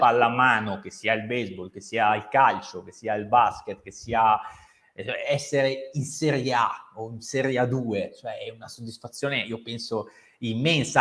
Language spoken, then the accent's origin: Italian; Cerano, Piedmont, Italy; io sono di Cerano, originario